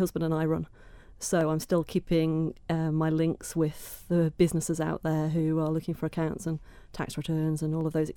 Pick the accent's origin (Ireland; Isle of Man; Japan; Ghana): Isle of Man; I'm born and brought up on the Isle of Man